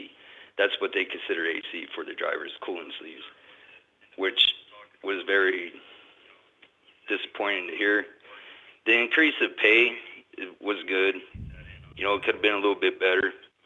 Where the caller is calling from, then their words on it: Dallas, Texas, United States; I'm calling from Texas, Dallas, Texas, out of local 767.